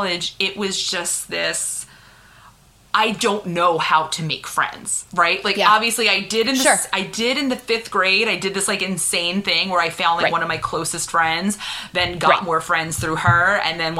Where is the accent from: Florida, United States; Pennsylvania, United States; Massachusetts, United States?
Pennsylvania, United States; Philadelphia; also born or lived in Pittsburgh; I grew up in Philadelphia.